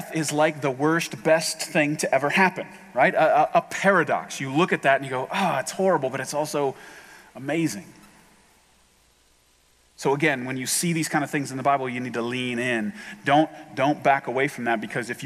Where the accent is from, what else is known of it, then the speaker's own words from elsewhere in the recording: Ohio, United States; We're all from Ohio